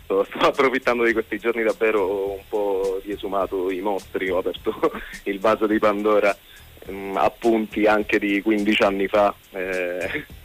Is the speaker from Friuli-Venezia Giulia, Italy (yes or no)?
no; Sicily, Italy; Vabbè, senz'altro il fatto che siamo siciliani è casuale.